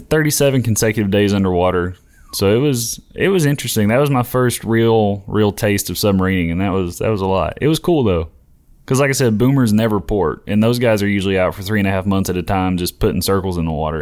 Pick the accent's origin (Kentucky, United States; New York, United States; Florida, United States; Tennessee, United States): Tennessee, United States; Knoxville; I'm from Knoxville